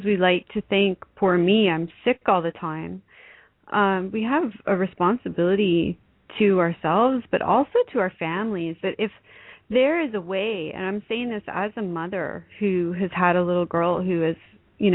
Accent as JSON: {"language": "English", "country": "Canada", "said": "I'm Canadian."}